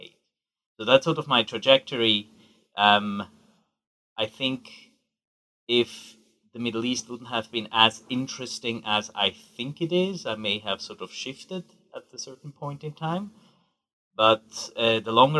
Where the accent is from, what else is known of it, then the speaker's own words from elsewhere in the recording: Switzerland; also born or lived in Geneva; I grew up in Switzerland to a Swiss mother and an Iranian father